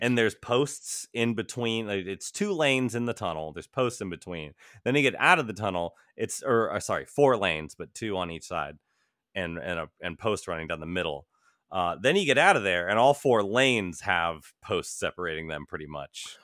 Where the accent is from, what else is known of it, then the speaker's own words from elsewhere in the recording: United States; my home country